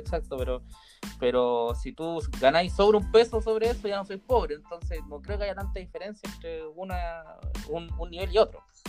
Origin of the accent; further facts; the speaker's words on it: Chile; acá en Chile